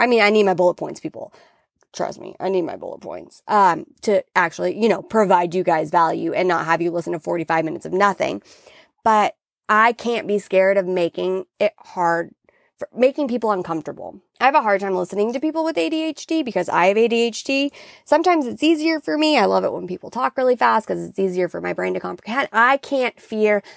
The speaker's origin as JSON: {"language": "English", "region": "Washington", "country": "United States", "tie": "born or raised there", "moved": "yes", "lives_now": "California, United States", "said": "I grew up in Washington"}